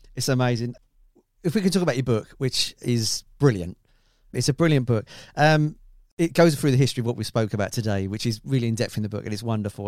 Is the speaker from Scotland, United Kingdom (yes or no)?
no; Grays, East of England, United Kingdom; I'm from Grays in Essex